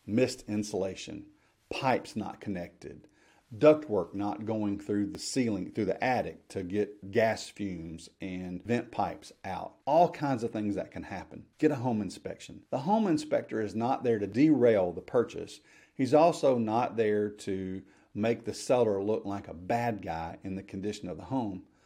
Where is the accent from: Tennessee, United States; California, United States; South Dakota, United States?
Tennessee, United States; Memphis; I grew up in the Memphis area